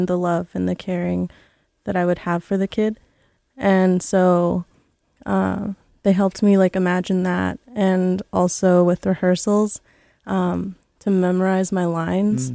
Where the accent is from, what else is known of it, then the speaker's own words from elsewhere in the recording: Quatsino, British Columbia, Canada; also born or lived in Honduras; now in Vancouver, Canada; It's Quatsino. It's really close to Port Hardy on Vancouver Island